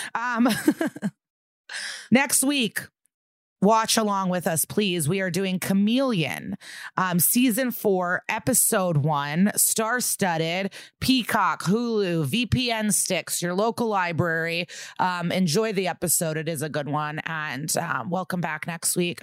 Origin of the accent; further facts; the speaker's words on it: Skokie, Illinois, United States; I'm from Skokie